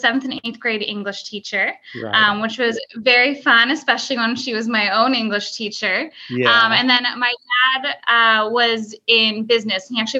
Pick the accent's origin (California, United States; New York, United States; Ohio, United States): California, United States; Whittier; Yeah, I grew up in Southern California, in kind of a suburb of LA called Whittier.